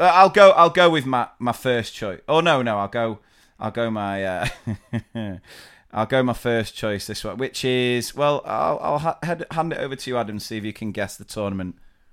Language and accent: English; England, United Kingdom; We're from England.